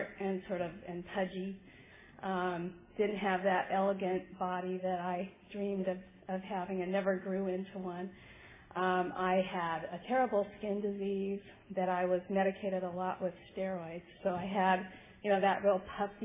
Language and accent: English; Hermosa Beach, California, United States; I grew up in Southern California, right on the beach in Hermosa Beach